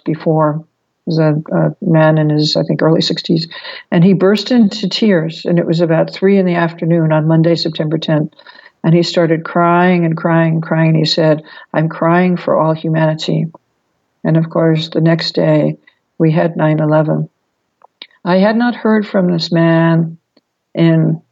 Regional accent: New York, United States; as a New Yorker

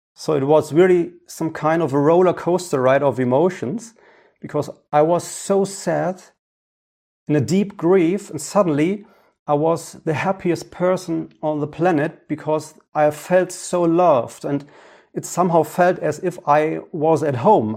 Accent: Ruhr area, North Rhine-Westphalia, Germany; English is a second language; my hometown here in the Ruhrgebiet in Germany.

